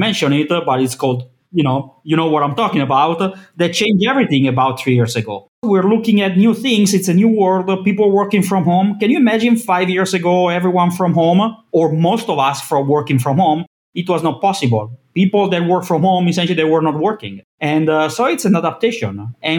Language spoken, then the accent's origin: English; Milan, Lombardy, Italy; I'm from Milan, Italy.